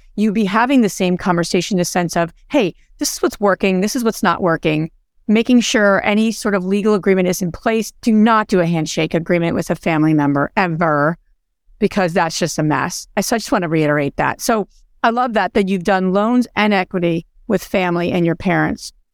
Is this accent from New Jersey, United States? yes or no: yes; New Jersey, United States; I'm from Jersey